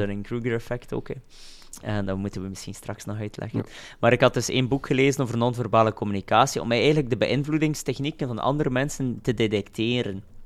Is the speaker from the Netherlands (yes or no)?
no; Roeselare, Flanders, Belgium; uit Roeselaar, ik ben van Roeselaar.